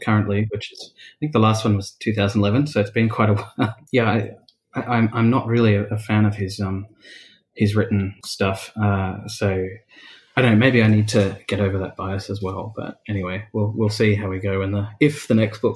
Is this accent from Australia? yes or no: yes; Australia; being an Australian